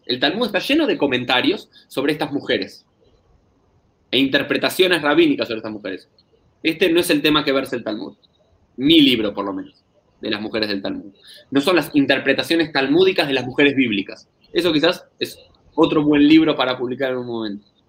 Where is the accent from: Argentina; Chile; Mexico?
Argentina; also born or lived in Jerusalem; criado, nacido aquí en, Argentina, en una familia judía tradicional